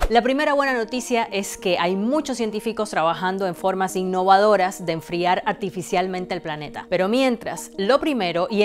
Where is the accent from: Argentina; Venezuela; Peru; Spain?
Argentina; me indignó que acá en mi país, en Argentina, nadie estaba hablando de esto, ni en mi escuela, ni en los medios de comunicación